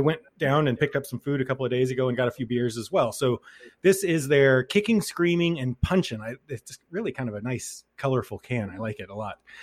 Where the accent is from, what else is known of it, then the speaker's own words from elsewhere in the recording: Texas, United States; now in Keene, New Hampshire, United States; I'm from Texas originally